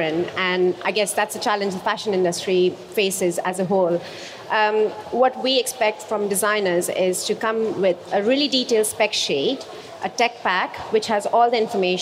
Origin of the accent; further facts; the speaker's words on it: India; moved away as an adult; also born or lived in Sydney, Australia; now in London, United Kingdom; I'm from India. I studied there, but my first job was in Sydney